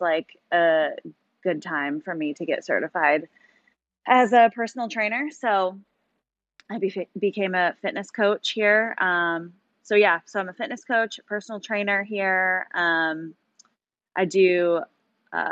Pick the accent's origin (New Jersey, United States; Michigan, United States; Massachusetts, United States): Michigan, United States; Grand Rapids; moved away as an adult; now in Los Angeles, United States; I am from Grand Rapids, Michigan. I moved out to Los Angeles about 2.5 years ago